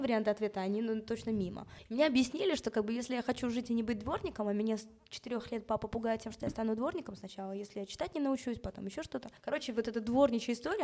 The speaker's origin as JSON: {"language": "Russian", "region": "Moscow", "country": "Russia", "tie": "born or raised there", "also_born_or_lived": "Israel / England", "moved": "yes", "said": "я родилась в Москве. Родители тоже родились в Москве"}